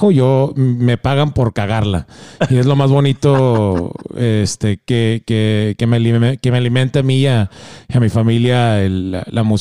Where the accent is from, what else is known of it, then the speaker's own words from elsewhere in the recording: Laredo, Texas, United States; now in Nashville, United States; Gracias, gracias. Y soy de Laredo.